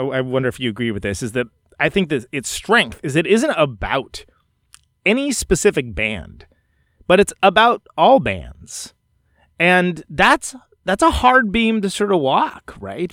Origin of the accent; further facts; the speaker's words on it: Oakland, California, United States; I'm from Oakland